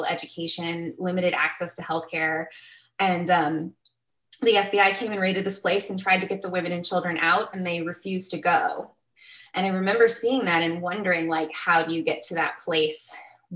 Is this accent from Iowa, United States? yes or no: no; Arizona, United States; also born or lived in California; I grew up in Arizona, and the Southwest